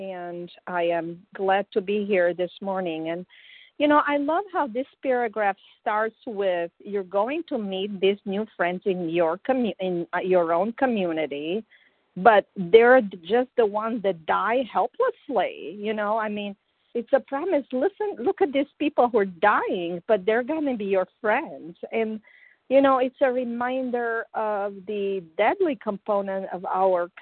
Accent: Romania; moved away as an adult; I came from Romania some 25 years ago.

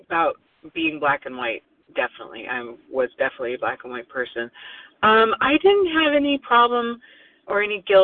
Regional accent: Oregon, United States; now in New Jersey, United States; I was born in Oregon

